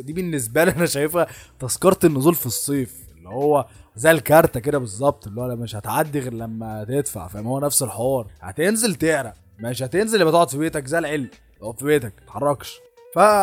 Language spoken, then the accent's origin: Arabic; Egypt; عندنا في مصر